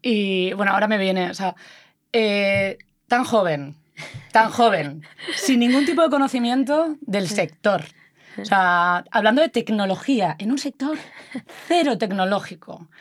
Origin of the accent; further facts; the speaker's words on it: Galicia, Spain; yo que también soy gallega